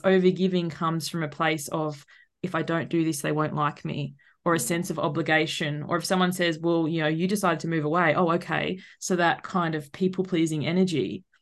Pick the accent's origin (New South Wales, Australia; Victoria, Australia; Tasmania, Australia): Tasmania, Australia; moved away as an adult; So we're actually originally from Tasmania, which is the tiny island